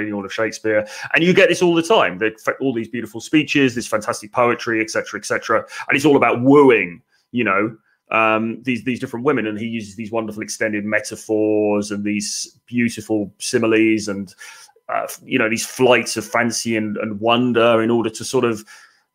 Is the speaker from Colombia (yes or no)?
no; England, United Kingdom; being English